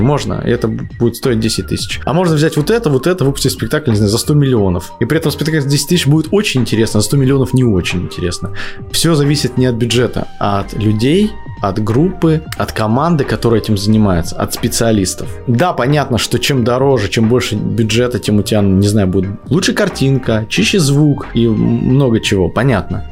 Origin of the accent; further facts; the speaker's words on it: Yakutsk, Sakha Republic, Russia; Город Якутск мне близкий, я родился в Якутске, немножко знаю эту территорию